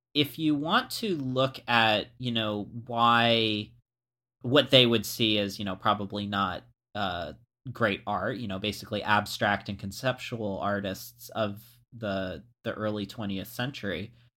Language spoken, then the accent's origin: English; Florida, United States; moved away; I was from Florida